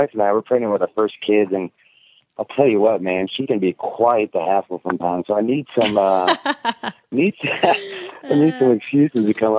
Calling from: Kansas City, Missouri, United States; calling from Kansas City, Missouri.

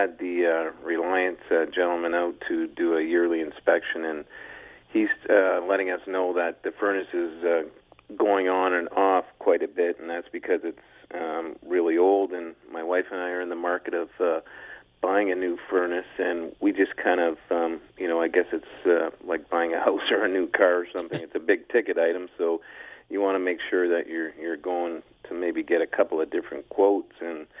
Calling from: London, Ontario, Canada; Good morning, gentlemen. I'm calling from London.

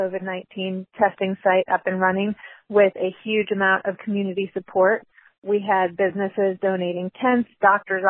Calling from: Asheville, North Carolina, United States; I'm calling from Asheville, North Carolina.

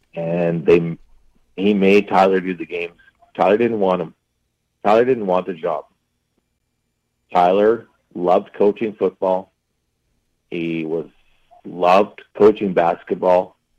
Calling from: Yorkton, Saskatchewan, Canada; moved away as an adult; also born or lived in Humboldt, Saskatchewan; I moved to Humboldt from Yorkton

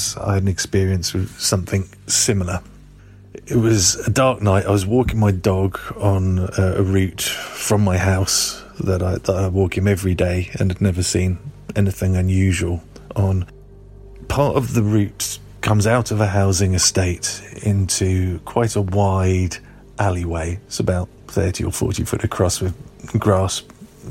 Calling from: Glastonbury, South West England, United Kingdom; I'm calling from Glastonbury in southwest England

